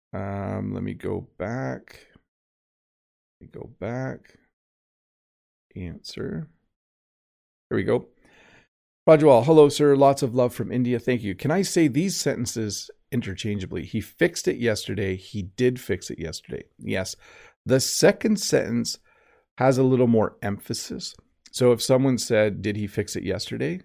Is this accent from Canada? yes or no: yes; Canada; I am Canadian